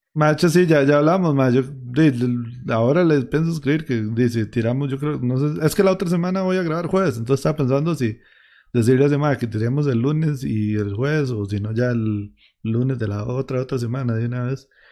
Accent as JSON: {"language": "Spanish", "region": "Heredia", "country": "Costa Rica", "said": "yo soy de Heredia"}